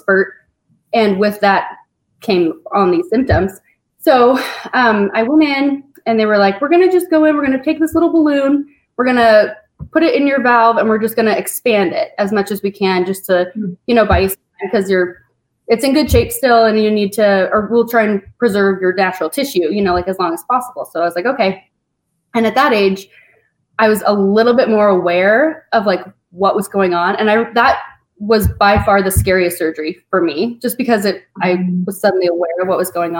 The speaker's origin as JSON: {"language": "English", "town": "Spokane", "region": "Washington", "country": "United States", "tie": "born or raised there", "said": "I was born here in Spokane"}